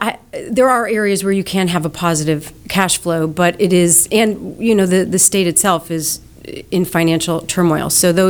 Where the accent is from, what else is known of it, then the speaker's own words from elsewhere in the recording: Chicago, Illinois, United States; moved away as an adult; now in Houston, United States; No, I did not grow up in Houston. I grew up in Chicago. I was there for 35 years. Came to Houston early 2000s.